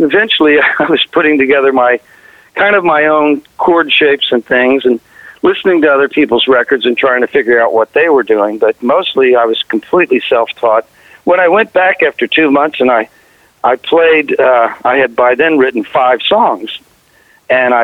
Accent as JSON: {"language": "English", "town": "Covington", "region": "Kentucky", "country": "United States", "tie": "born or raised there", "said": "I was born in Covington, Kentucky, which is right across the Ohio River from Cincinnati, Ohio"}